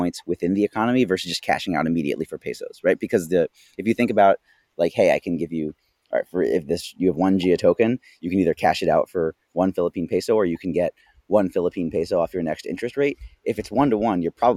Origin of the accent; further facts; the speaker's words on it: United States; as an American